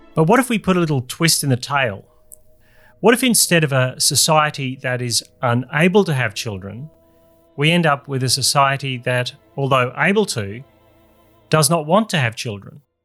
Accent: Australia; my home country

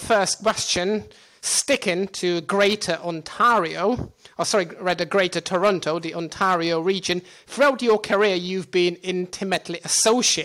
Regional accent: Czechia; moved away; also born or lived in Portugal / London; my home country of the Czech Republic

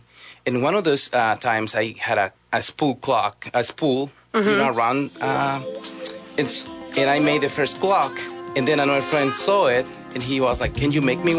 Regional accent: Guatemala; moved away as an adult; so I am from Guatemala

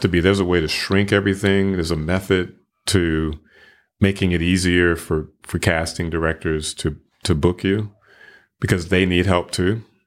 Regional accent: Flint, Michigan, United States; now in Memphis, United States; I'm originally from Flint, Michigan

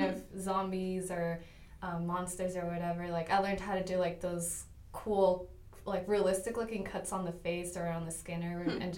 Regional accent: Oregon, United States; born there; now in Grand Prairie, United States; I live here in Grand Prairie. Originally, I was born in Oregon, but my family decided to move to Texas because there's, like, always jobs in Texas.

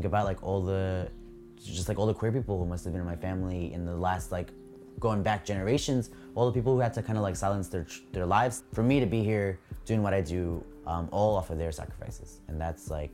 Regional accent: New York City, New York, United States; born in Brooklyn, and I'm an illustrator.

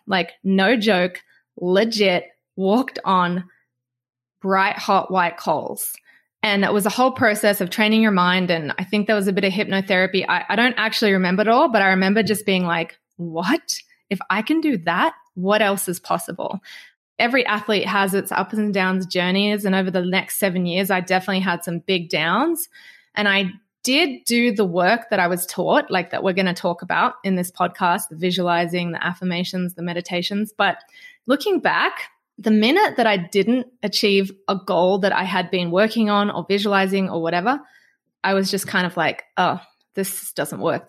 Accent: Australia; obviously I'm from Australia

